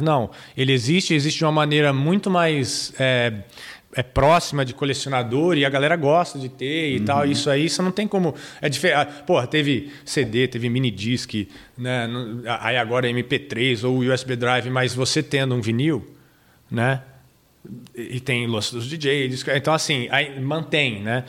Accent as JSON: {"language": "Portuguese", "country": "Brazil", "said": "nós, como brasileiros"}